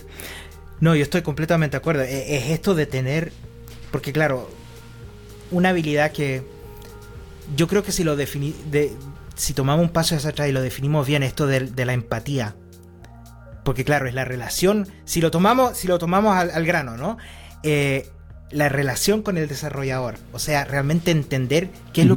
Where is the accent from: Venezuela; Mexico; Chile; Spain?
Chile; now in Austria; yo originalmente soy chileno, pero vivo 23 años aquí viviendo en Austria